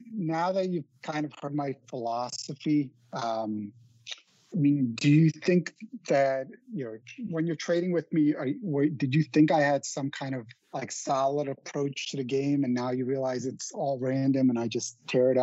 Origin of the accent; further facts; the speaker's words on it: New York City, New York, United States; I'm from Queens